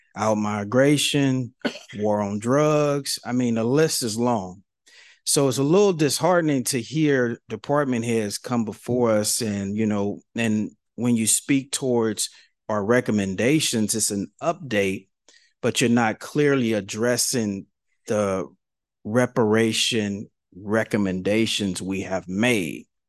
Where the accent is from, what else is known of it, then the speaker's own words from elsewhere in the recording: San Francisco, California, United States; I'm from San Francisco. I'm fifty-five years old